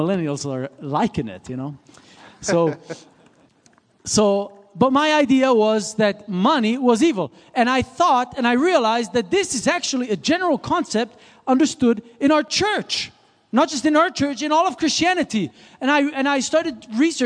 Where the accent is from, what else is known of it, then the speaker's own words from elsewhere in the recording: Switzerland; moved away; I grew up in Switzerland.